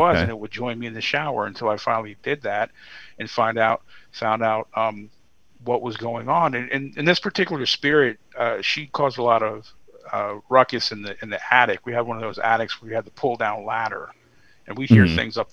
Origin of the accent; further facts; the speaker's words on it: Virginia, United States; My home state of Virginia